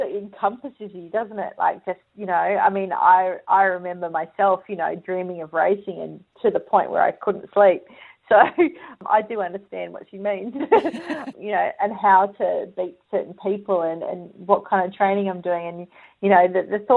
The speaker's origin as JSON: {"language": "English", "town": "Perth", "region": "Western Australia", "country": "Australia", "tie": "born or raised there", "moved": "as an adult", "lives_now": "Sydney, Australia", "said": "grew up in WA and started my career there"}